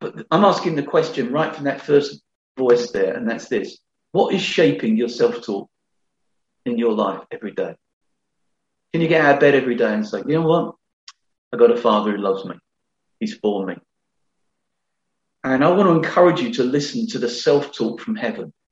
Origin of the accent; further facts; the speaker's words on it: London, United Kingdom; I was brought up in the Elephant Castle in London, not going to church at all.